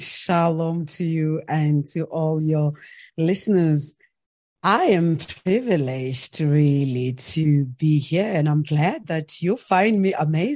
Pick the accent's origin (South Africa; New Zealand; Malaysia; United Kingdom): South Africa; And I grew up in South Africa. I'm a South African. I'm proudly South African.